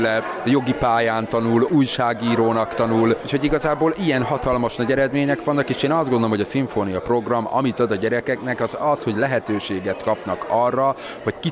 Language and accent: Hungarian; Heves, Hungary; also born or lived in Budapest; Én azért költöztem haza, mert én úgy gondoltam, hogy mindig Heves megyébe fogom megtalálni azt, amit a jó isten nekem szánt